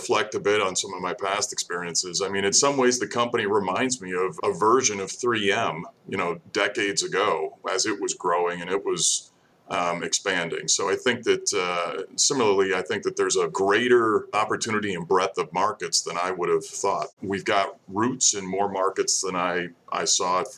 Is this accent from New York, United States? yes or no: yes; Saratoga Springs, New York, United States; moved away as an adult; also born or lived in Troy, New York / Virginia Beach, Virginia / Lemoore, California / Midwest; grew born and raised in Saratoga Springs, New York, and left there after college.